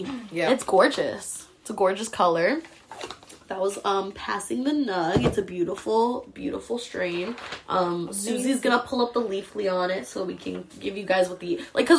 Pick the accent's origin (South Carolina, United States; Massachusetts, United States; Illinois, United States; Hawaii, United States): Massachusetts, United States; Boston; Mark, we're from Boston, so don't even come at us.